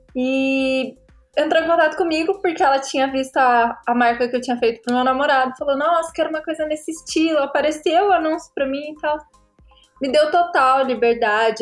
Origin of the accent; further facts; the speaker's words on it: Paraná, Brazil; Tenho 24 anos, sou do Paraná